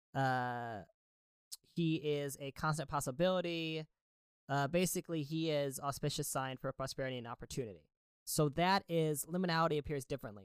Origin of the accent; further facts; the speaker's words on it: suburban Connecticut, United States; growing up in suburban Connecticut.